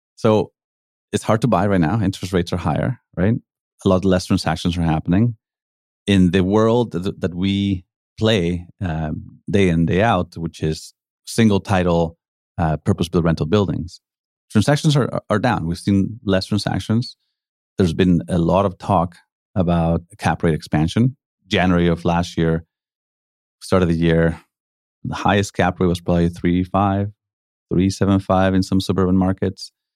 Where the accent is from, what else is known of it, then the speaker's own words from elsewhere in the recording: Mexico City, Mexico; moved away as an adult; also born or lived in Calgary, Canada / Spain; now in Vancouver, Canada; I grew up in Mexico, uh, came here to university